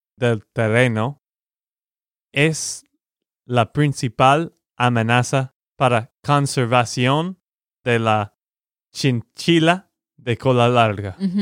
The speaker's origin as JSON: {"language": "Spanish", "region": "Texas", "country": "United States", "said": "de Texas, Estados Unidos"}